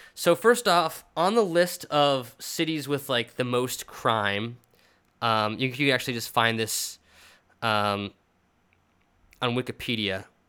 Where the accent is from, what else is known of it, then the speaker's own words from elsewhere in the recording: New York City, New York, United States; as a New Yorker